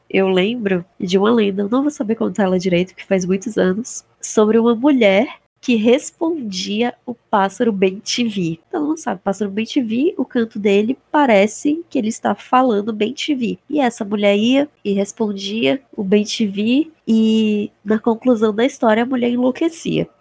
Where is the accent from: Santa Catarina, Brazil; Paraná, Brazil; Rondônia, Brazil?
Rondônia, Brazil; eu sou do estado de Rondônia e a gente tem aqui lendas